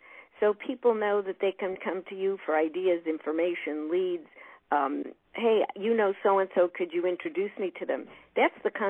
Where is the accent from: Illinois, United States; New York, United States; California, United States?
Illinois, United States; Chicago; I'm from Chicago